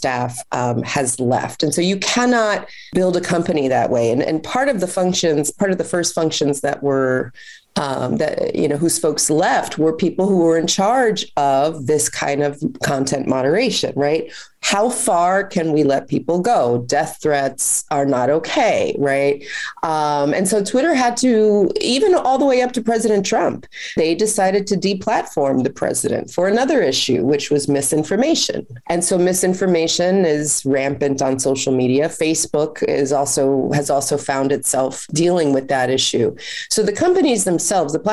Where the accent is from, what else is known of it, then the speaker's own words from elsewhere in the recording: New York, United States; a New Yorker